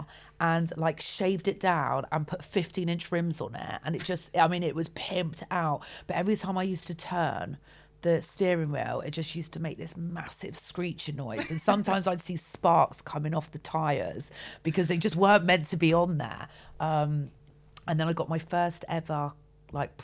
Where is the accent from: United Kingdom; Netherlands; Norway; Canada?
United Kingdom; Weston-super-Mare, South West England; moved away; also born or lived in Yatton / Backwell; I grew up in Western Supermare